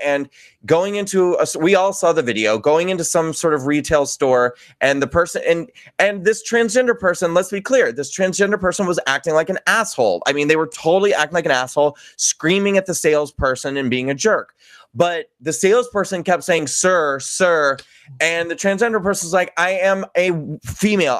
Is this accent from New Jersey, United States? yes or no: no; New York, United States; I'm a New Yorker